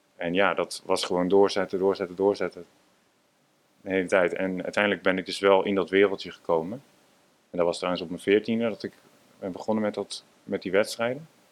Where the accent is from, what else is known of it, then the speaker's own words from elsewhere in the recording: Amsterdam, North Holland, Netherlands; Ja, ik ben inderdaad eh, geboren in Amsterdam. En ja, altijd op een zeilschip gewoond.